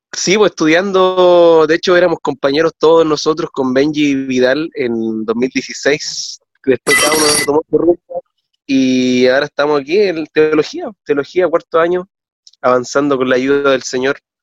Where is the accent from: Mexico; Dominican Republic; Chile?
Chile; Calama, Antofagasta; now in Coquimbo, Chile; nací acá en esta ciudad, pero me crié toda mi vida en Calama